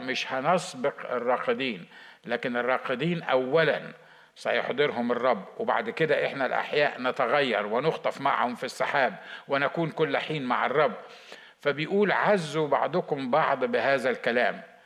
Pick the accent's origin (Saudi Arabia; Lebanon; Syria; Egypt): Egypt; عندنا في مصر